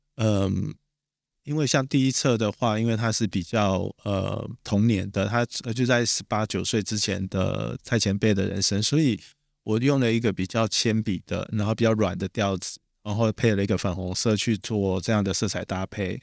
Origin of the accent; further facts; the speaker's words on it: Taiwan; 我是台湾人啊